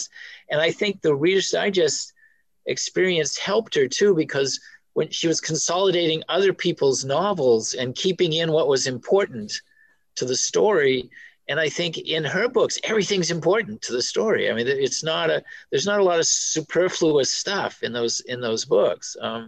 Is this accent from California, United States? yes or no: no; Belfast, Maine, United States; I grew up in Belfast on the other side of Penobscot Bay, the western side.